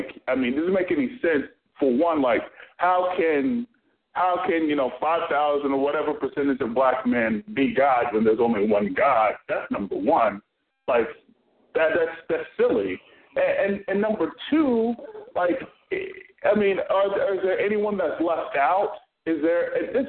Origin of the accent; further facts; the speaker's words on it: Florida, United States; I'm from Florida